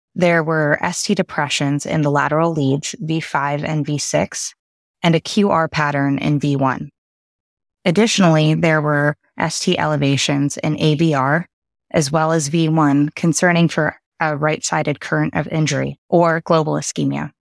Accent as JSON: {"language": "English", "country": "Canada", "tie": "born or raised there", "also_born_or_lived": "United Kingdom / Boston / Connecticut", "moved": "as an adult", "lives_now": "Houston, United States", "said": "born in the U K and spent my formative years in Canada"}